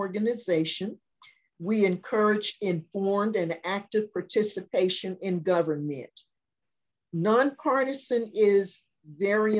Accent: Pine Mountain, Georgia, United States; moved away as an adult; now in Augusta, United States; My hometown is Pine Mountain, Georgia. It's in West Georgia

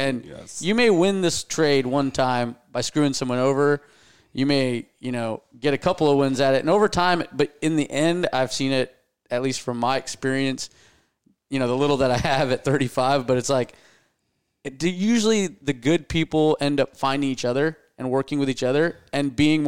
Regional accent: India; And I mean, not just cause I'm Indian, but like the karma thing's always worked out.

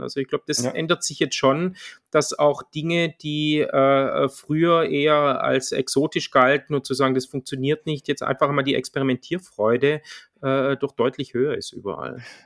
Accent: Swabia, Germany; accent: Swabian; moved away; wie man vielleicht hört, ich bin Schwabe, aber schon lange im Exil

